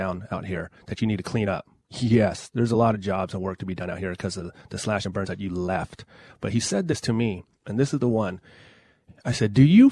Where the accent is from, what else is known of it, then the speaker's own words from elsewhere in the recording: Coyote Valley, California, United States; I'm from Coyote Valley, Band of Pomo Indians. I'm Pomo